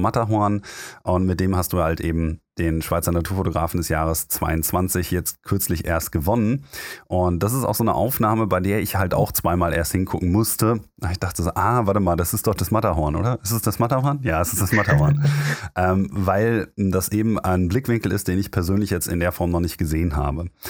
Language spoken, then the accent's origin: German; Germany; als Deutscher